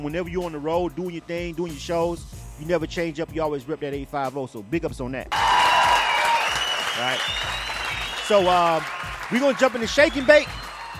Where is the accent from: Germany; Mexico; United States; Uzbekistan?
United States; Panama City, Florida; I rep the 850. I was born and raised in Panama City, Florida myself.